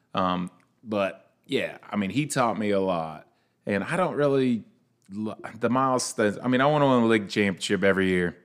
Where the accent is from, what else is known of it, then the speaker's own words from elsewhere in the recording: Leesburg, United States; growing up in Leesburg